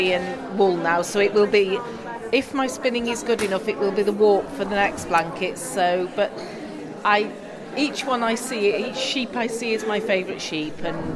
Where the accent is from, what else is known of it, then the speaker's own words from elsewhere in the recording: Lancashire, North West England, United Kingdom; now in South Wales, United Kingdom; I'm originally from Lancashire in the north of England, but I live down in South Wales now.